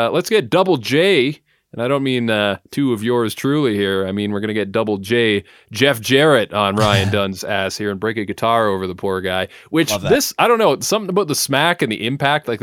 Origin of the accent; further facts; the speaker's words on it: Calgary, Alberta, Canada; I'm from Calgary.